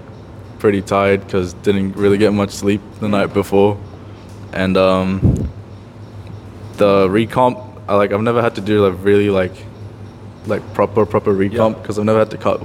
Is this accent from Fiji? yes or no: yes; Fiji; I'm from Fiji.